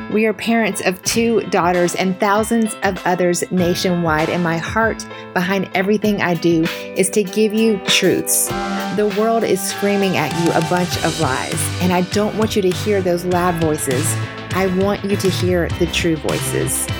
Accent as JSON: {"language": "English", "town": "Mableton", "region": "Georgia", "country": "United States", "tie": "born or raised there", "also_born_or_lived": "Marietta, Georgia / Statesboro, Georgia", "said": "I actually grew up in Mableton until seventh grade. We moved to Marietta."}